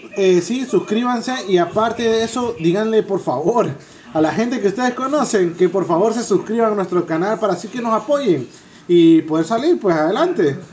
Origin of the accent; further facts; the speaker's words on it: El Salvador; Yo soy salvadoreño, mi esposa panameña.